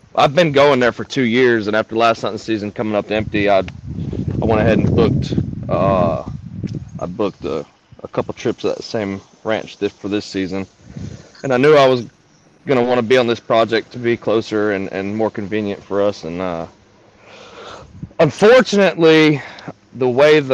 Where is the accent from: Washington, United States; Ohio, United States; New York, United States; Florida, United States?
Florida, United States; Clearwater; I was born down in Clearwater, Florida